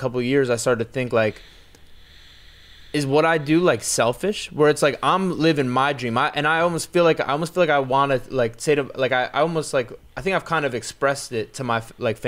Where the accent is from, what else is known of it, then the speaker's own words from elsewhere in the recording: New Jersey, United States; also born or lived in Los Angeles; now in Florida, United States; I'm from Jersey. I've lived in LA, I've traveled all over to and now I'm living in Florida